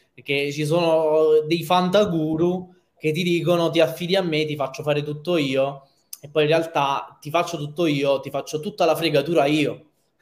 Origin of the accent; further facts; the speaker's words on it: Naples, Campania, Italy; da napoletano, provinciale o che napoletano assoluto